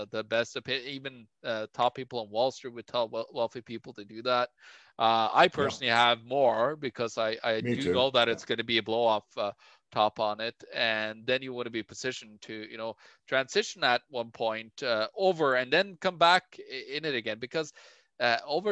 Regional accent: Norway; moved away; my home country Norway

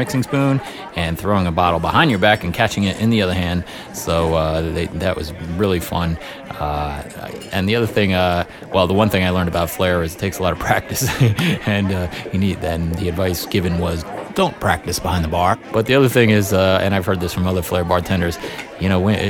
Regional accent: New York, United States; being a New Yorker myself

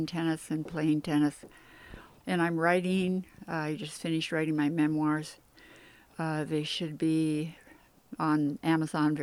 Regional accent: Wisconsin, United States; moved away; also born or lived in Eureka / Sausalito; I was raised on lakes in Wisconsin.

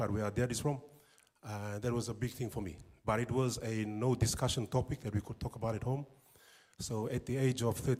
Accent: Suva, Central Division, Fiji; moved away as an adult; also born or lived in Lau Province, Fiji / Christchurch, New Zealand; now in Whangarei, New Zealand; when we grew up in Suva, very basic lifestyle

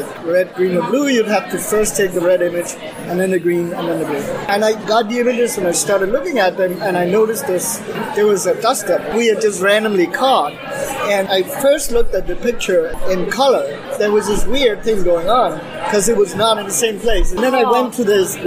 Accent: Denmark; I am from Denmark, and I work at the University of Copenhagen

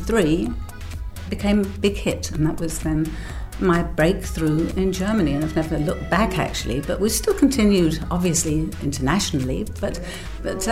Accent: England, United Kingdom; moved away; One is English, obviously, because I grew up in England.

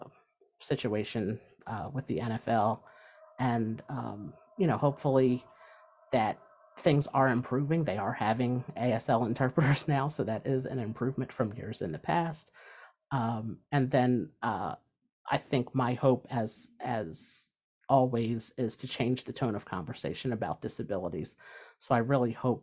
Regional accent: New Jersey, United States; I'm from New Jersey

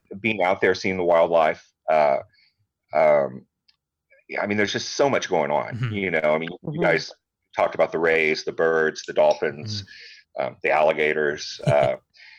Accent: Rockport, Texas, United States; born or raised there; now in Georgetown, United States

